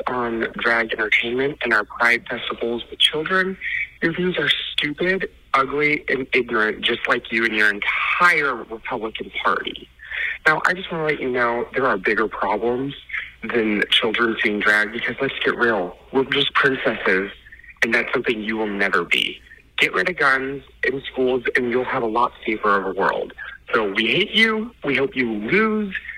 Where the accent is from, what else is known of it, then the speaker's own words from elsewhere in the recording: Texas, United States; I'm just calling as a Texan, born and raised